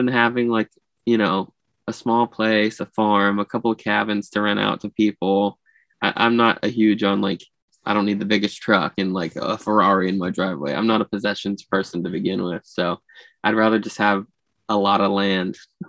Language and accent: English; Florida, United States